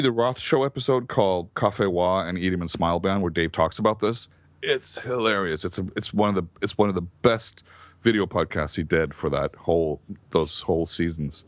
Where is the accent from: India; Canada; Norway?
Norway; I came in from Norway.